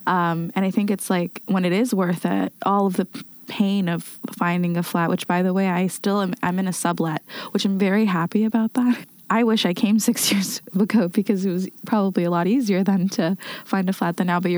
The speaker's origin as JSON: {"language": "English", "country": "Somalia", "also_born_or_lived": "Canada", "moved": "yes", "lives_now": "Germany", "said": "I come from Somalia and I was an immigrant and a refugee in Canada."}